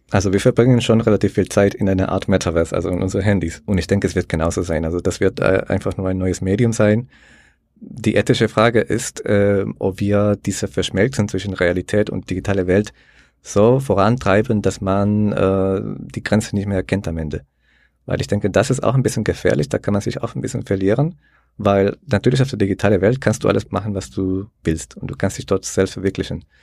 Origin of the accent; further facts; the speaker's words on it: El Salvador; ich komme aus El Salvador, der sehr liberal ist, sage ich mal, mit den ganzen äh, Blockchain-Entwicklungen. Also bei uns ist äh, Bitcoin die Nationalwährung mittlerweile.